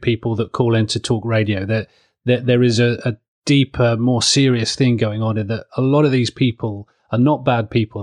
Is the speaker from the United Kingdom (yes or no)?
yes; Southeast Kent, South East England, United Kingdom; moved away; I grew up in Southeast Kent, which is true blue